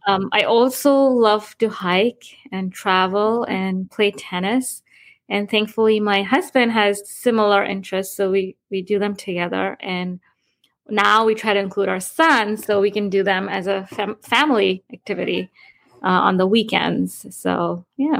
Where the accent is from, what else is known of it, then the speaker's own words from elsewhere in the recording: India; moved away as an adult; also born or lived in New York, United States; now in Florida, United States; I grew up in India and moved to New York in 2005 to pursue my higher education at Columbia University